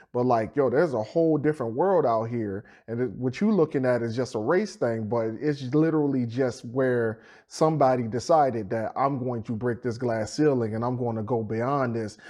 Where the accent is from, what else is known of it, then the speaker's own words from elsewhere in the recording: Petersburg, United States; I'm from Fifth Ward right over in Petersburg